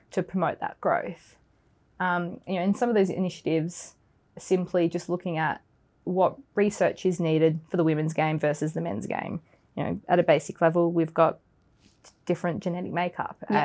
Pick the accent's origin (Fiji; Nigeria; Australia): Australia; moved away as an adult; now in London, United Kingdom; I'm originally from Australia, so I've been in the UK for about two years now